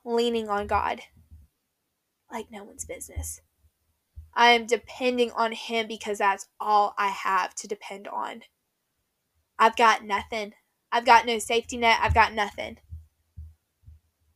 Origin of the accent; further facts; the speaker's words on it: Tennessee, United States; moved away as an adult; also born or lived in Nashville; now in Florida, United States; when I move back to Tennessee, it's not like I'm moving back to where I went to high school.